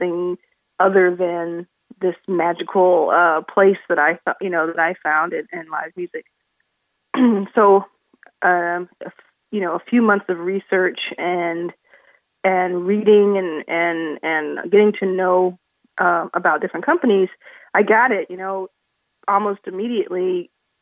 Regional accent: Dallas, Texas, United States; moved away as an adult; also born or lived in Southern California; I grew up in Dallas, Texas, and early 20s moved to Southern California to start a print magazine

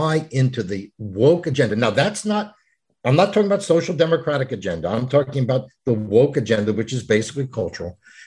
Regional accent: California, United States; I grew up particularly in California, the last 50 years

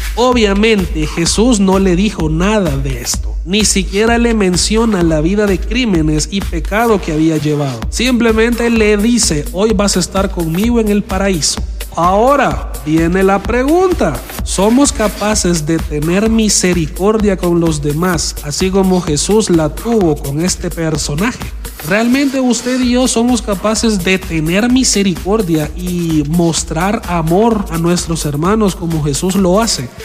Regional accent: El Salvador; como decimos acá en El Salvador

